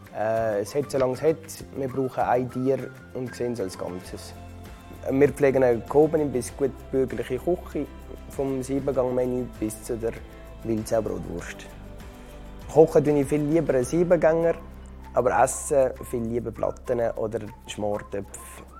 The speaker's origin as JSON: {"language": "German", "country": "Switzerland", "tie": "born or raised there", "said": "Ich bin in Frankendorf geboren"}